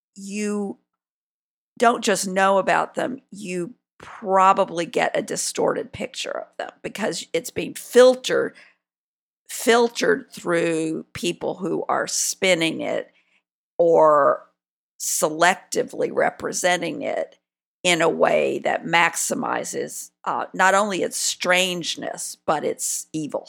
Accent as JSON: {"language": "English", "region": "South Carolina", "country": "United States", "said": "I'm from South Carolina"}